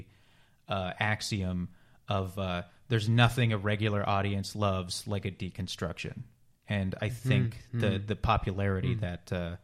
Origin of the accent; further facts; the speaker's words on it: Canada; I am Canadian